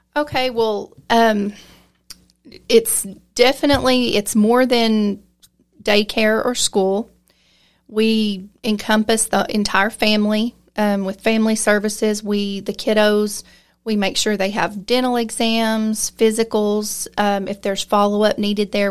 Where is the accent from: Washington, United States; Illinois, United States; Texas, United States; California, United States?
Texas, United States; Lamesa; I was raised here in La Mesa, grew up here